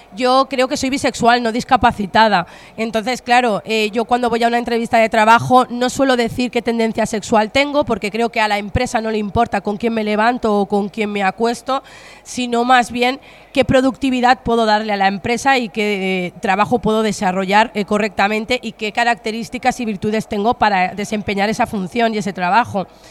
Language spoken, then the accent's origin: Spanish; Spain; aquí en España tenemos mucho de comedia